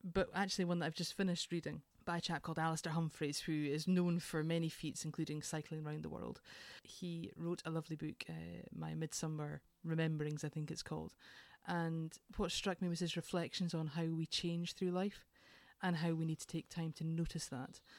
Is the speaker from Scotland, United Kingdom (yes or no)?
yes; Edinburgh, Scotland, United Kingdom; I am from Edinburgh originally, and I was adopted as a very small baby